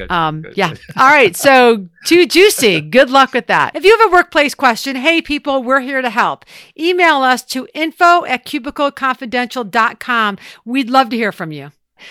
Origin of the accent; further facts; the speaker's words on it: Ohio, United States; I'm from Ohio.